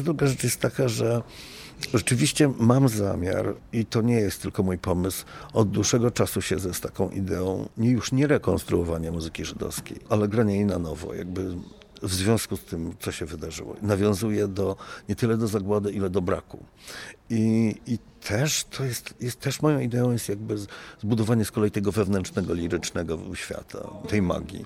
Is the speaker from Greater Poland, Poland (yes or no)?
no; Gdańsk, Pomeranian Voivodeship, Poland; jestem z Pomorza, jestem z Gdańska, więc to jest też jakby taki mój rejon